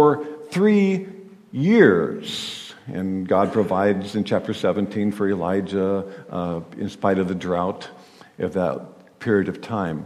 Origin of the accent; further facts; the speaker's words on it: Kansas, United States; Growing up in Kansas on a farm